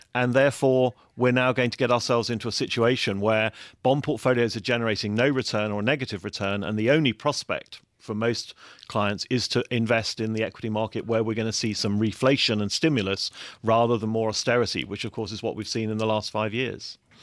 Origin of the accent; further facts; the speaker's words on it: England, United Kingdom; moved away as an adult; also born or lived in Frankfurt; as an Englishman